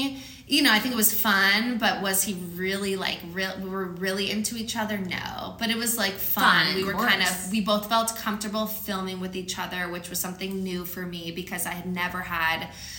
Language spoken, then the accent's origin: English; Los Angeles, California, United States; I grew up in Los Angeles